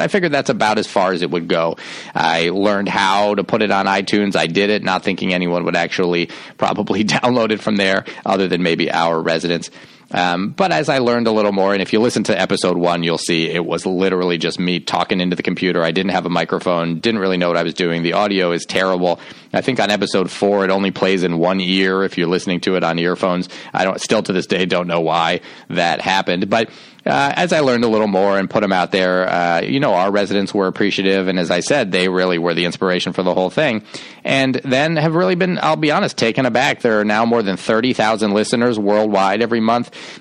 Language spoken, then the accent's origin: English; Shaker Heights, Ohio, United States; I grew up outside of Cleveland, Ohio, in Shaker Heights, Ohio.